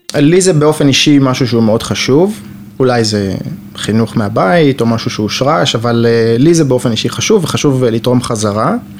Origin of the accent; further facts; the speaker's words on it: Jerusalem, Jerusalem District, Israel; moved away as an adult; now in Rehovot, Israel; גר ברחובות רק שנה, אני ירושלמי ותיק, דור 11 בירושלים